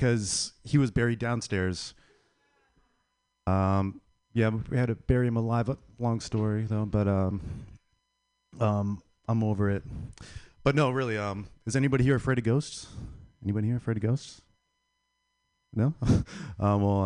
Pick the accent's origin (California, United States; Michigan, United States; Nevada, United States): Nevada, United States; Las Vegas; I'm from Las Vegas